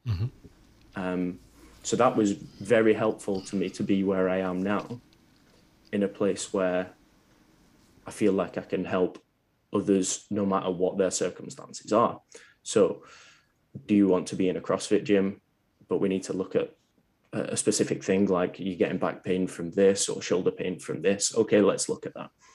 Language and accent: English; Preston, North West England, United Kingdom; a place called Preston. It's about half an hour from Manchester